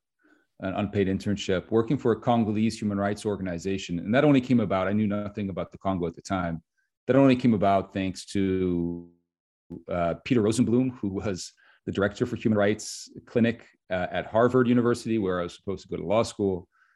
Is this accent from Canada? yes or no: no; Switzerland; moved away; also born or lived in United States; So I am American, I guess, by citizenship, but I didn't really grow up in the United States. I was born in the United States and then moved to Switzerland at an early